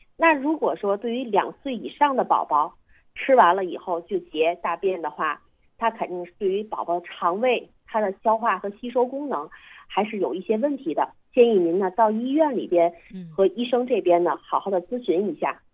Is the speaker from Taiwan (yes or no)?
no; China; 我们中国人